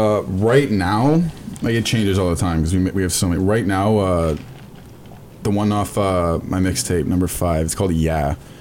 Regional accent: Mississauga, Ontario, Canada; I'm from Saga, like, Toronto.

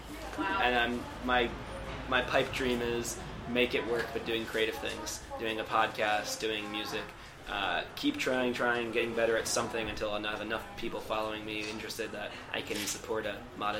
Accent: Baltimore, Maryland, United States; moved away as an adult; also born or lived in Houston; now in Thailand; From Baltimore, close to D.C.

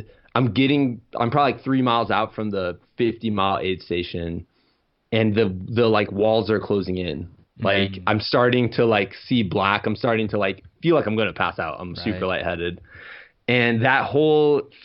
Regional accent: Iowa, United States; moved away; I'm from Iowa, so I wanted to get back to homeland

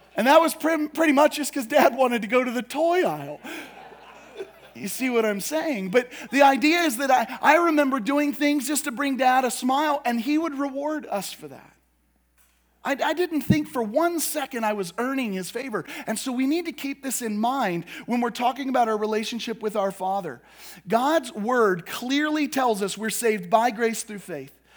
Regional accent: United States; us as American Christians

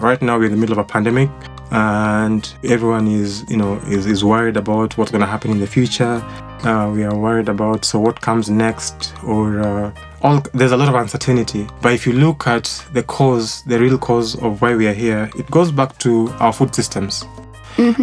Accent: Limuru, Kiambu County, Kenya; was born and raised in Limuru

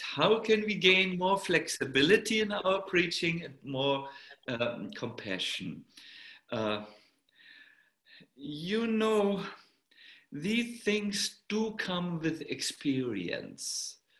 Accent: Germany; accent: German; English is a second language; My German accent was extremely strong at that time. Now it's only 20%. It used to be 100% when I was.

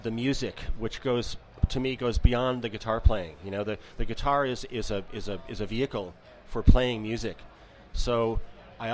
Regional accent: Armonk, New York, United States; moved away as an adult; also born or lived in San Francisco / Midwest; now in Girvan, United Kingdom; I grew up in New York State, about 35 miles northeast of New York City, a small town called Armonk

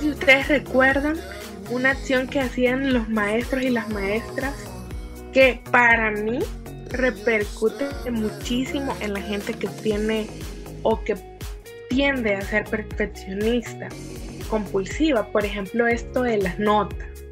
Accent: El Salvador; en nuestra idiosincrasia salvadoreña

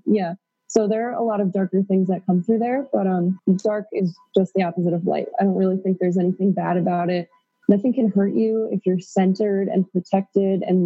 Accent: rural Pennsylvania, United States; also born or lived in Queens, New York; now in Peru; I was born in Queens, New York, and my parents decided to move to rural Pennsylvania when I was four

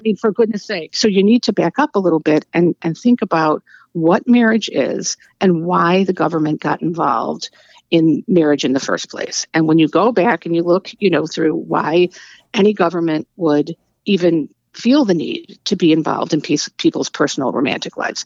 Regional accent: United States; we as American

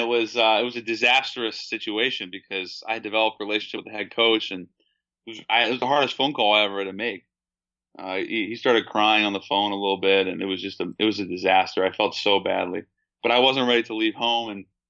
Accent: Seattle, Washington, United States; when I was growing up in Seattle, there was such a hotbed of talent.

